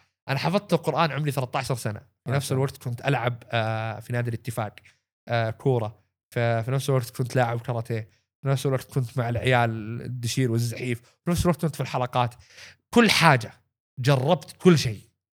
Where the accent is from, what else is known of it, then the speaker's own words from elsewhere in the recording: Saudi Arabia; عندنا في السعودية